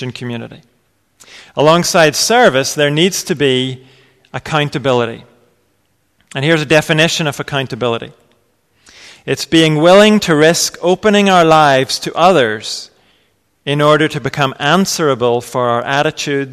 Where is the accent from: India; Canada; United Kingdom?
United Kingdom; England; we're English